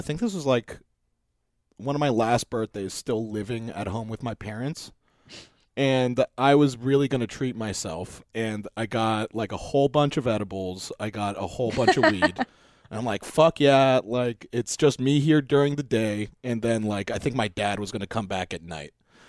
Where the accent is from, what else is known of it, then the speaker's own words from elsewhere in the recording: North Hollywood, California, United States; Because I grew up in North Hollywood. And I remember one time my dog got out and she like they found her in Canyon Country.